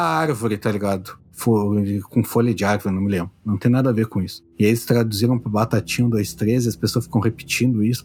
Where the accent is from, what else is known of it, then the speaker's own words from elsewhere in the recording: Brazil; Sou brasileiro médio